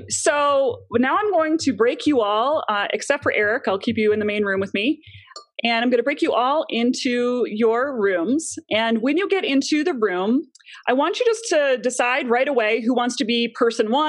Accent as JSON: {"language": "English", "town": "Chicago", "region": "Illinois", "country": "United States", "also_born_or_lived": "New York City", "moved": "as an adult", "lives_now": "Longmont, Colorado, United States", "said": "I am originally from Chicago"}